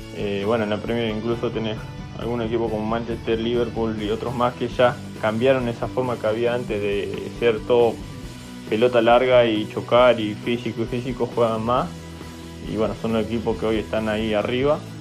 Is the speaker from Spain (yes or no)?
no; Neuquén, Argentina; moved away; yo soy de Neuquén